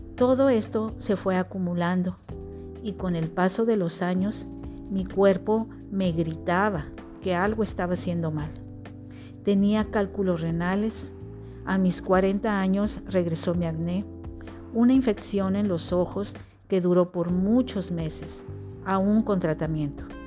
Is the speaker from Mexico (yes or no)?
yes; Monterrey, Nuevo León, Mexico; Nací en Monterrey, donde he pasado la mayor parte de mis años.